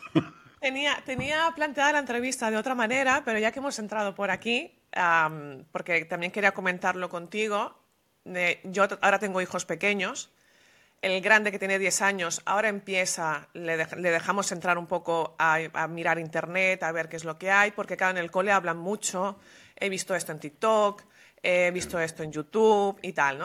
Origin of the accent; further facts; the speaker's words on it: Venezuela; moved away as an adult; also born or lived in Madrid, Spain; yo nací en Venezuela y de la misma generación